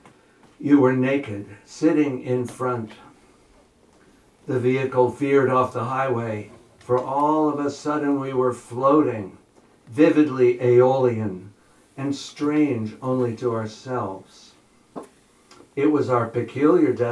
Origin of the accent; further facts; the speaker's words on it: New Jersey, United States; also born or lived in Berkeley / Oakland / Bay Area; now in Surry, United States; I grew up in New Jersey